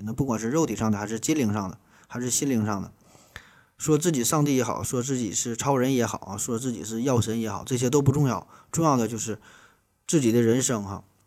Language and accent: Chinese; China; 我们中国人